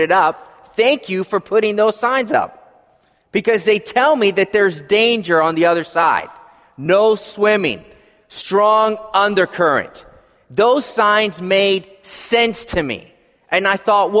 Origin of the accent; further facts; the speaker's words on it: Philadelphia, Pennsylvania, United States; I grew up in Philadelphia, as most of you know, and, you know, in the city